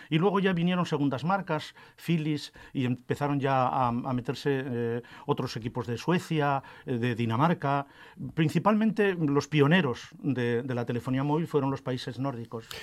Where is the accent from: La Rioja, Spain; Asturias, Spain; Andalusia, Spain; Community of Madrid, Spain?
Asturias, Spain; Arenas de Cabrales; me crié en Arenas, en el pueblo donde se fabrica el queso.